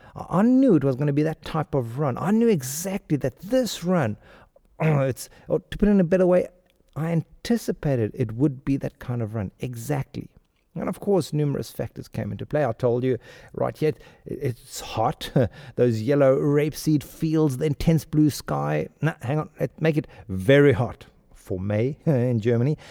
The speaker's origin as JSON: {"language": "English", "town": "Pretoria", "region": "Gauteng", "country": "South Africa", "tie": "born or raised there", "also_born_or_lived": "India / Mexico / Spain", "accent": "South African", "moved": "yes", "said": "I grew up in Pretoria"}